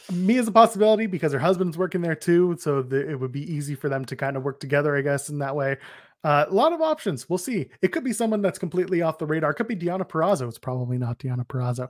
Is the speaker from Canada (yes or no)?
yes; Canada; I'm Canadian